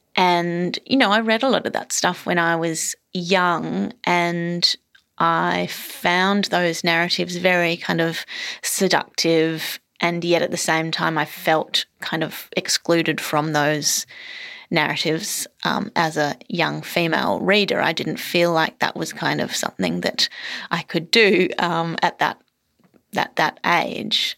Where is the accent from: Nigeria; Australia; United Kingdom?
Australia; Queensland; moved away as an adult; also born or lived in Melbourne, Victoria; I was born in Melbourne, and then I lived in a Queensland country town for, um, all my sort of teenage years. And then I moved back to Melbourne